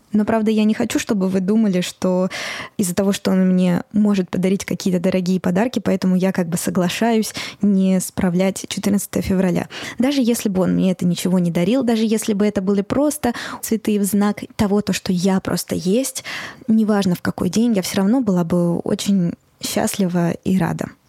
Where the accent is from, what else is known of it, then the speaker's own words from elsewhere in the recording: Moscow, Russia; я родилась и выросла в Москве